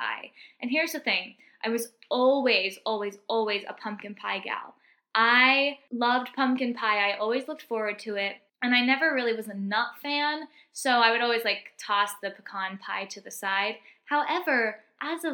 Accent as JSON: {"language": "English", "region": "Texas", "country": "United States", "moved": "yes", "said": "where I'm from Texas originally, we call it stuffing"}